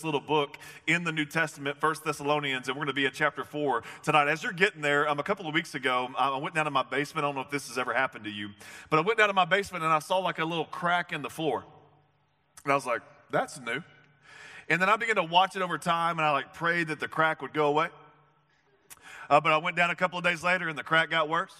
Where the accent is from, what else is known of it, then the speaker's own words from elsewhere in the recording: the South, United States; I'm from the South